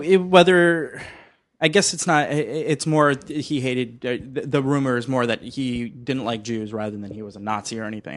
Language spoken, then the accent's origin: English; Miami, Florida, United States; now in Los Angeles, United States; I'm actually from Miami, so I used to go to Disney World all the time.